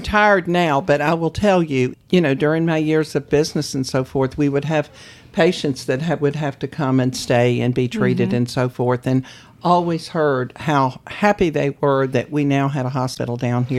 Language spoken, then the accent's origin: English; Charlottesville, Virginia, United States; moved away as an adult; also born or lived in Greensboro, North Carolina; now in Outer Banks, United States; Well, I was born and raised in Charlottesville, Virginia.